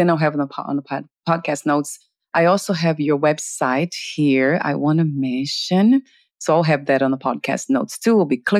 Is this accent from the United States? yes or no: no; Portugal; accent: Portuguese; English is a second language; My Portuguese accent.